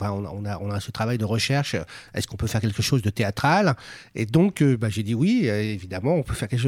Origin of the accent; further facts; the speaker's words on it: Sevran, Île-de-France, France; j'ai grandi à Sevran, ouais. Moi, Je, suis originaire de cette ville